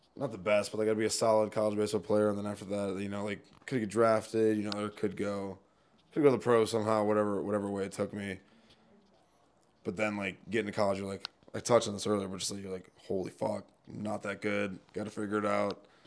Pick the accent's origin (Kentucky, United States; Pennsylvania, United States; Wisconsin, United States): Wisconsin, United States; Milwaukee; born or raised there; moved away as an adult